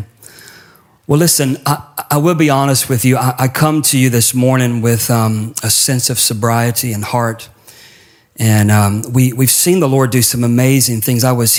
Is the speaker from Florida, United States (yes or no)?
yes; Pensacola, Florida, United States; back to the Pensacola, Florida days, which is actually my hometown.